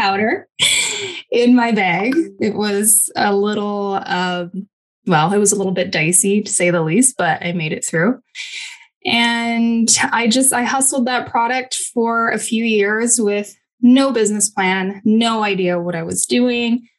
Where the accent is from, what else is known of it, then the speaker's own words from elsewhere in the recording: Kamloops, British Columbia, Canada; moved away as an adult; also born or lived in Fort St. John, British Columbia / Malaysia; now in Kelowna, Canada; I was born in Fort St. John, British Columbia, and I lived there until I was about 10 years old, until my parents packed my sister and I up and moved us to Kamloops, so a little bit more south